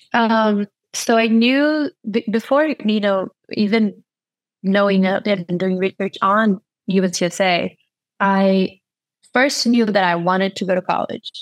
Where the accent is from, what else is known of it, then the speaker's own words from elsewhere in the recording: São Paulo, Brazil; English is a second language; moved away as an adult; also born or lived in New York / North Carolina; I'm from uh, São Paulo, Brazil